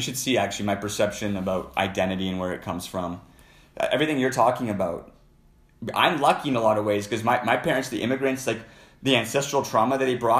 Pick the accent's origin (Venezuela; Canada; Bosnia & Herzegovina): Canada; I grew up here in Canada